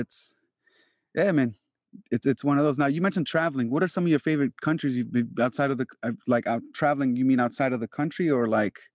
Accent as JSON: {"language": "English", "country": "Albania", "tie": "born or raised there", "moved": "yes", "said": "I am from Europe, like, I was born in Albania"}